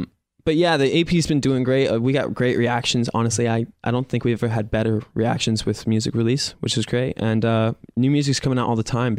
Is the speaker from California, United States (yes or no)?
no; Littleton, Colorado, United States; moved away as an adult; now in Los Angeles, United States; I'm from Colorado.